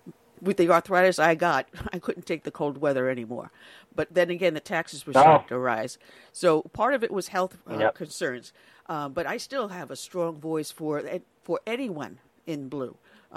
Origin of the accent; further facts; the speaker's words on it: New York, United States; moved away as an adult; the New York I grew up